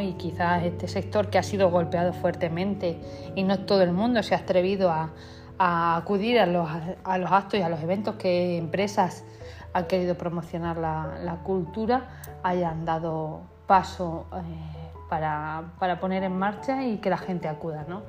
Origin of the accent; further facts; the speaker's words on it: north of Cáceres, Extremadura, Spain; yo que procedo del norte de Cáceres